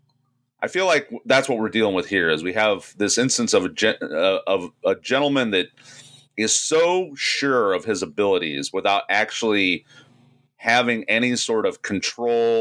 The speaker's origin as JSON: {"language": "English", "town": "Fort Wayne", "region": "Indiana", "country": "United States", "said": "where I'm from Fort Wayne"}